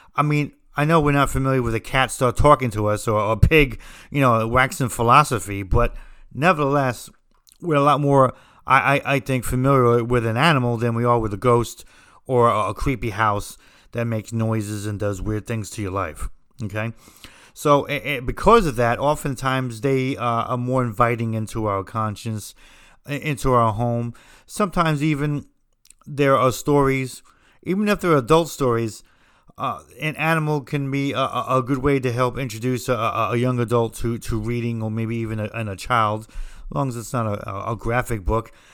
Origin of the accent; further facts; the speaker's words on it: New Jersey, United States; I'm from New Jersey